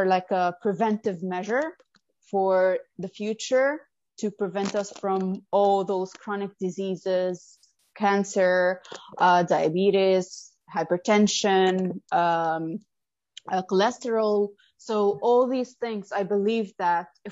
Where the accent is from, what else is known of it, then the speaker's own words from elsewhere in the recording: Lebanon; moved away as an adult; now in Abu Dhabi, United Arab Emirates; I'm from Lebanon, and I moved to Abu Dhabi 8 years ago